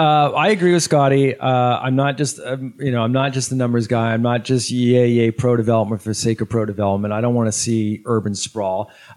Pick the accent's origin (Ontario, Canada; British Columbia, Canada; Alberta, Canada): British Columbia, Canada; North Shore; moved away; I grew up on the North Shore